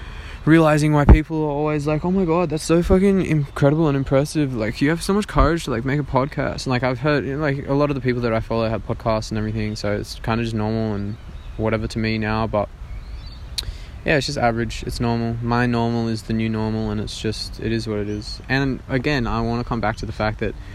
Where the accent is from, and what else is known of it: Australia